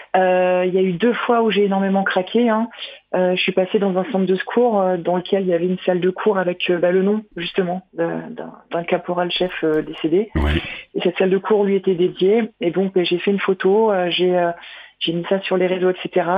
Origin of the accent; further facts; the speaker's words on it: Nord, Hauts-de-France, France; moved away; je suis du Nord